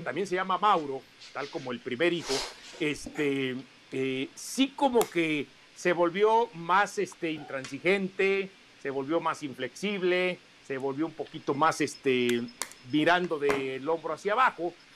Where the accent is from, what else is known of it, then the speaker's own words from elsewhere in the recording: Mexico; somos mexicanos